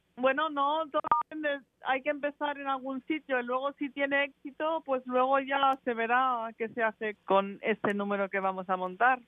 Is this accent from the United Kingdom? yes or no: yes; England, United Kingdom; soy inglesa y me, he criado allí